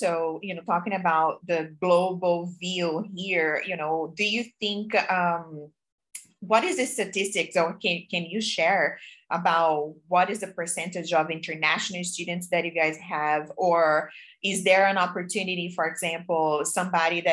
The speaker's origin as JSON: {"language": "English", "country": "Brazil", "moved": "yes", "said": "I am from Brazil, and I went home in August just, you know, for my birthday with my family"}